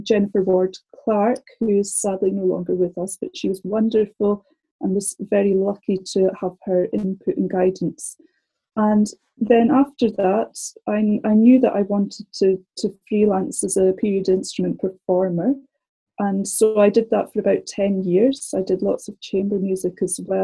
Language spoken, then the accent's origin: English; Scotland, United Kingdom; moved away as an adult; now in London, United Kingdom; I'm from Scotland originally, as you can probably tell